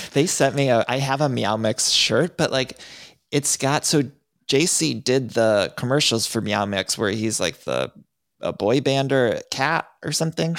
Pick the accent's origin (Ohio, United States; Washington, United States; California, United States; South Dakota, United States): Ohio, United States; Cleveland; I grew up in Ohio